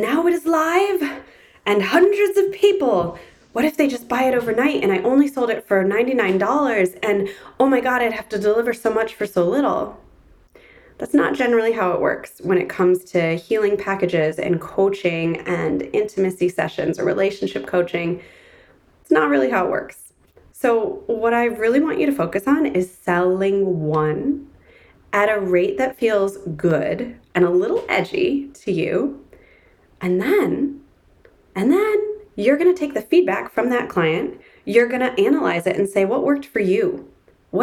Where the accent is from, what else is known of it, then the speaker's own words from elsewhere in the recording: Ann Arbor, Michigan, United States; my hometown in Ann Arbor, Michigan